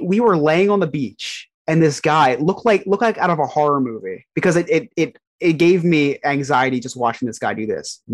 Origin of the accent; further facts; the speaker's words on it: New Jersey, United States; I was from New Jersey